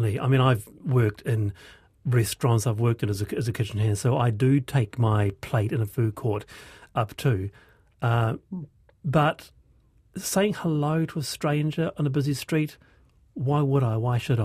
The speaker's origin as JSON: {"language": "English", "country": "New Zealand", "said": "Are you actually a Kiwi? The answer is yes. I am a Kiwi."}